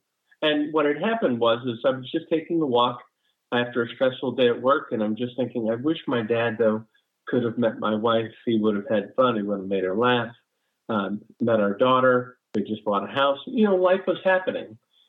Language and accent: English; Brooklyn, New York, United States; born there; also born or lived in New Jersey / Los Angeles / North Carolina; I was born in Brooklyn, New York, lived in New Jersey. Then my stepdad moved us to La La Land. So we lived in LA for a while, and now I currently reside in North Carolina.